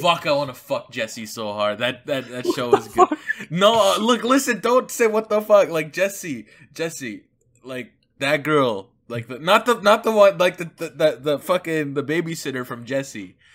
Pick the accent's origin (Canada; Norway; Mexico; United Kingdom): Canada; I'm Canadian